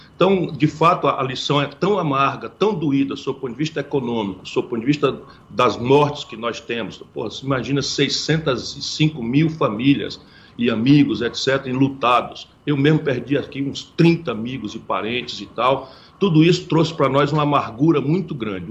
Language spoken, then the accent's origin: Portuguese; Ceará, Brazil; also born or lived in Pindamonhangaba, São Paulo; Eu nasci em Pindamonhangaba, no interior de São Paulo, embora tenha sido criado no Ceará